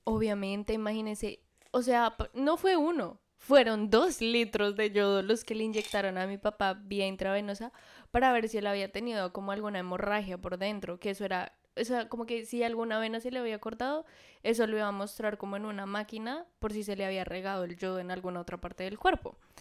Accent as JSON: {"language": "Spanish", "country": "Colombia", "moved": "as an adult", "lives_now": "Miami, United States", "said": "vamos a hablar de nuestras experiencias como colombianas"}